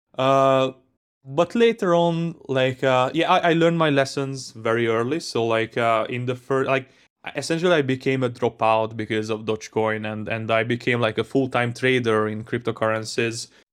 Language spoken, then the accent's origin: English; Hungary; I grew up in Hungary